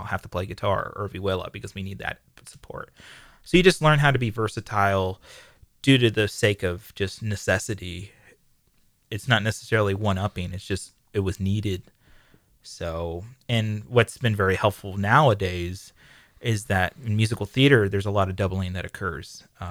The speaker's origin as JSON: {"language": "English", "town": "San Diego", "region": "California", "country": "United States", "said": "No, I'm from here. I'm from San Diego."}